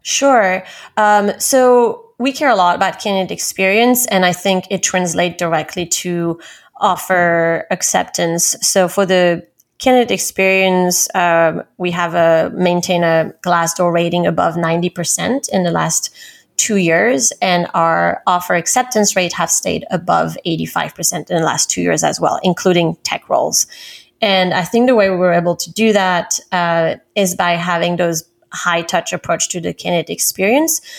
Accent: Paris, Île-de-France, France; moved away as an adult; also born or lived in London, United Kingdom; now in New York, United States; I'm originally from Paris, France.

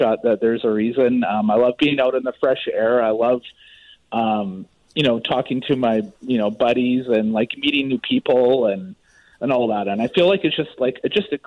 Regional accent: Maple Ridge, British Columbia, Canada; I grew up in Maple Ridge

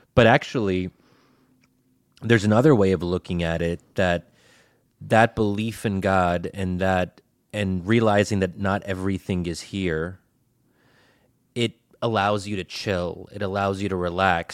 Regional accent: United States; growing up as an American Muslim

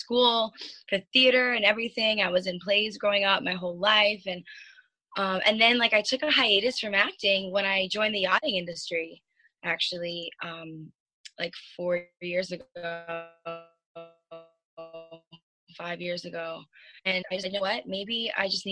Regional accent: Long Island, New York, United States; now in Fort Lauderdale, United States; I'm originally from Long Island. I'm actually like at my parents' house right now.

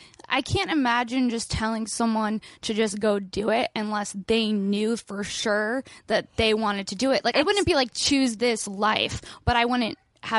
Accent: Los Angeles, California, United States; I grew up here. I grew up in the Valley.

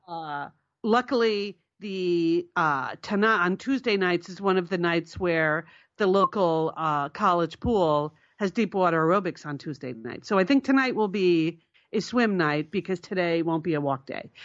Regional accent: Connecticut, United States; we're Connecticut, we're from Connecticut

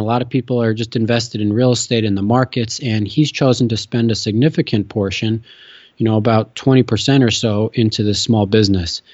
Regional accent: Chicago, Illinois, United States; moved away as an adult; also born or lived in Utah / Notre Dame, Indiana; now in New York, United States; I grew up in Chicago

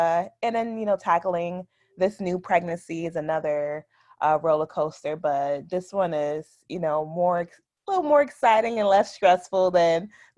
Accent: Orange, New Jersey, United States; now in Raleigh, United States; So I am 30 years old. I am originally from Orange, New Jersey. So super small town. I currently live in Raleigh, North Carolina.

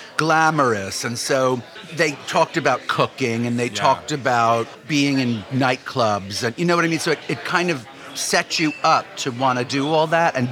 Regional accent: New York, United States; as a New Yorker

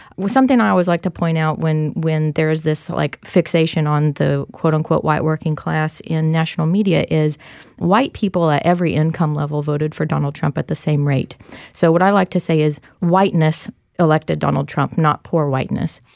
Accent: Kansas, United States; I'm from Kansas

